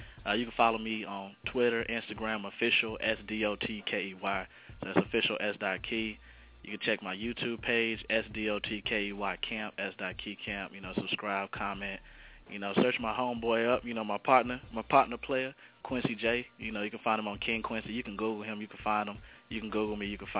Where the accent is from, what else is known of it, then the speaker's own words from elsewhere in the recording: Germany; now in Dallas, United States; I'm originally from Germany, so I just came down to Dallas.